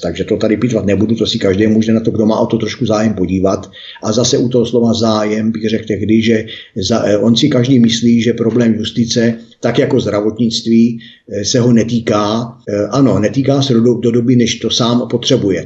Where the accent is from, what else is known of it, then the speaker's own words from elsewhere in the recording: Mělník, Central Bohemian Region, Czechia; já jsem sice z Mělníka